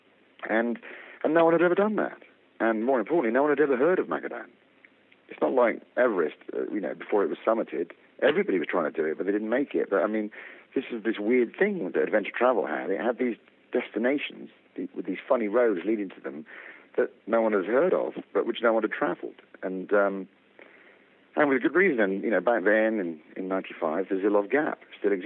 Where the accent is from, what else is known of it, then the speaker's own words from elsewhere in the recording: London, United Kingdom; I am from Harrow in London, United Kingdom.